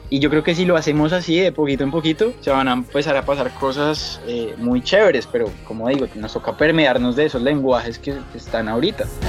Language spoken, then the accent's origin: Spanish; Colombia; moved away as an adult; also born or lived in Bogotá; now in Miami, United States; Yo soy colombiano